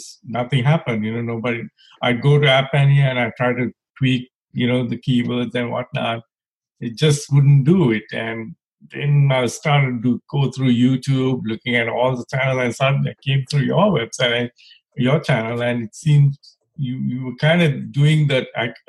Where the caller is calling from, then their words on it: Maryland, United States; I'm calling from the East Coast in D.C., near D.C. I live in Maryland, working in D.C.